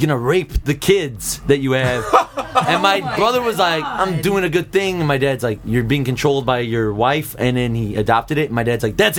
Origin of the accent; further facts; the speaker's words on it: St. Charles, Missouri, United States; moved away; Technically, I guess St. Charles, like a suburb of St. Louis